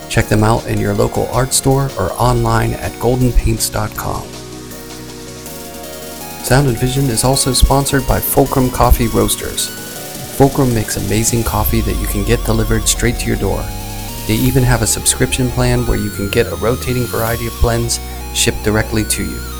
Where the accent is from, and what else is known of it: Pittsburgh, Pennsylvania, United States